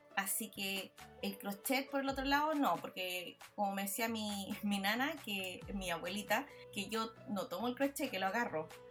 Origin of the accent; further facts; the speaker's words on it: Villa Alemana, Valparaíso, Chile; now in Australia; yo nací en Chile, pero florecí en Australia